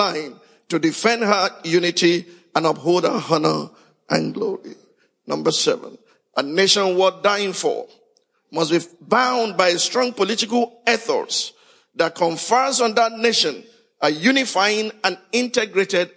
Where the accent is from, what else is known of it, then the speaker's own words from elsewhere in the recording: Nigeria; Fellow Nigerians